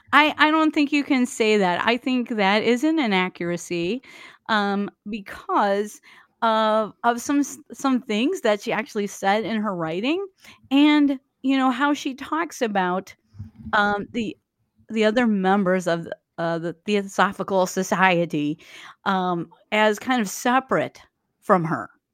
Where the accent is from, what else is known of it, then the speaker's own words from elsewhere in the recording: Waukesha, Wisconsin, United States; now in Milwaukee, United States; I grew up near Waukesha